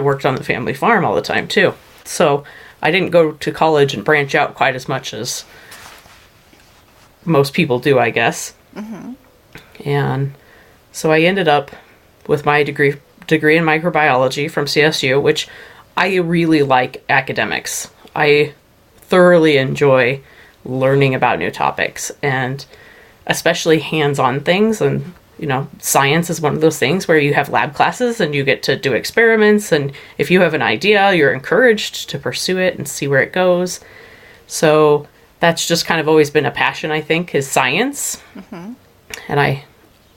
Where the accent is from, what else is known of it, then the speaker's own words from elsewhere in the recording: Eastern Plains, Colorado, United States; I grew up on the Eastern Plains, mostly in the I-70 corridor, farming